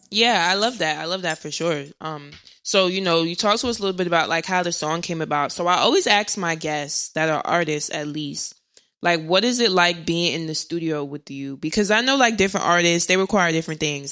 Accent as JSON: {"language": "English", "region": "New Jersey", "country": "United States", "also_born_or_lived": "Irvington, New Jersey", "said": "I'm from North Jersey"}